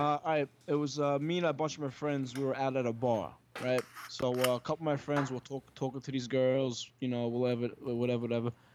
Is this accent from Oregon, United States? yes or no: no; New York City, New York, United States; also born or lived in Long Island; I was born in Brooklyn, s, and my family's from Brooklyn